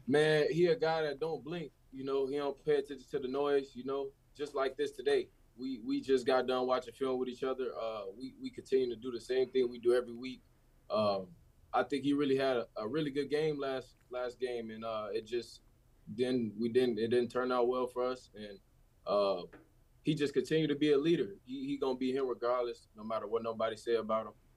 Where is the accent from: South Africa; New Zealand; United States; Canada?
United States; Chicago, Illinois; being a kid from Chicago